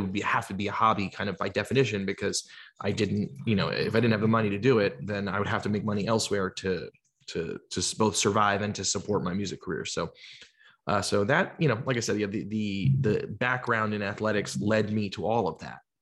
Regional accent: Georgia, United States; also born or lived in New Jersey; I'm from New Jersey originally. I, I grew up in Georgia, but I lived in New Jersey, um, when I was a little kid

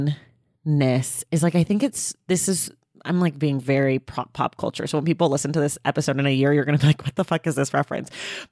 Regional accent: Oakland, California, United States; I'm from Oakland, but Oakland's a super segregated city.

